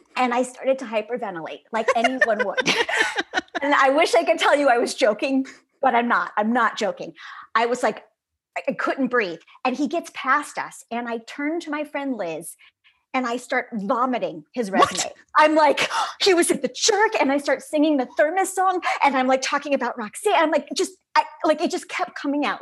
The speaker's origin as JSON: {"language": "English", "town": "Chicago", "region": "Illinois", "country": "United States", "tie": "born or raised there", "moved": "yes", "lives_now": "Los Angeles, United States", "said": "growing up in Chicago"}